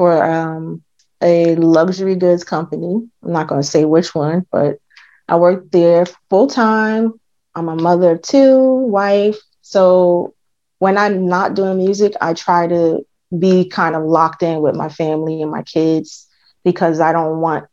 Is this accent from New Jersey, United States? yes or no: yes; New Jersey, United States; I'm from New Jersey